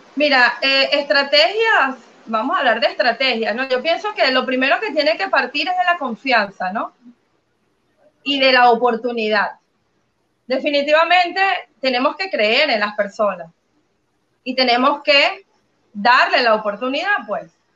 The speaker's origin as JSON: {"language": "Spanish", "country": "Venezuela", "tie": "born or raised there", "moved": "as an adult", "said": "creo que toda mi vida fue Venezuela 100%, hasta hace poco, hasta hace unos seis años que salí de Venezuela"}